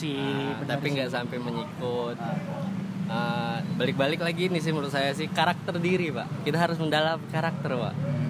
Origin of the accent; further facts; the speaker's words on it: Palembang, South Sumatra, Indonesia; Gue lahir di Palembang.